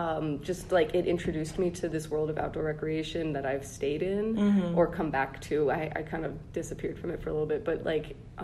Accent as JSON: {"language": "English", "town": "Rockville", "region": "Maryland", "country": "United States", "tie": "born or raised there", "also_born_or_lived": "Washington, D.C. / Amherst, Massachusetts", "moved": "as an adult", "said": "I was born in Washington, D.C., and I grew up in Rockville, Maryland, and I went to high school there"}